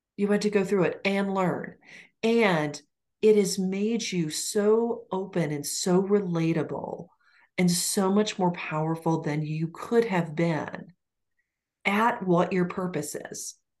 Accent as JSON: {"language": "English", "town": "Ponca City", "region": "Oklahoma", "country": "United States", "tie": "born or raised there", "moved": "yes", "said": "my hometown in Oklahoma"}